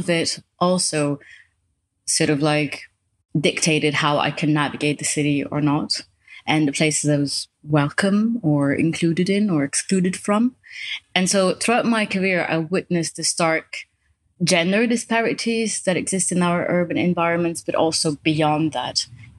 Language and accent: English; Morocco; moved away as an adult; now in Europe; I grew up in Morocco